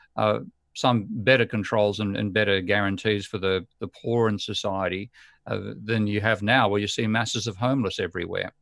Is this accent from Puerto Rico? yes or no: no; Australia; as an Aussie